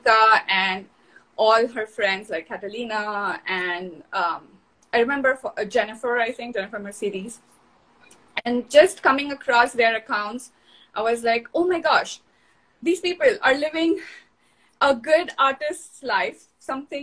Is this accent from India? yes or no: yes; Mumbai, Maharashtra, India; moved away as an adult; also born or lived in Houston; now in Seattle, United States; I'm originally from Mumbai, India.